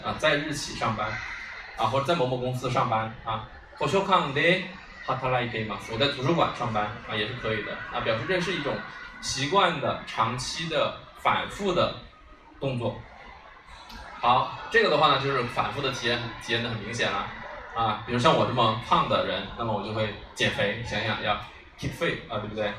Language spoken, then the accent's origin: Chinese; China; 我们中国人